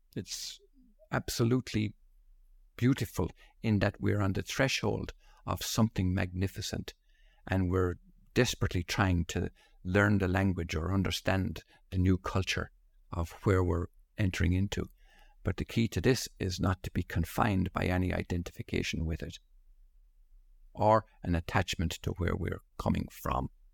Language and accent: English; Ireland; being born and raised in Holy Catholic Ireland